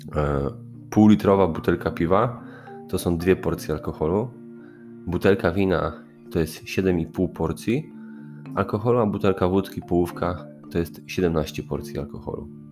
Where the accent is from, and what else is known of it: Poland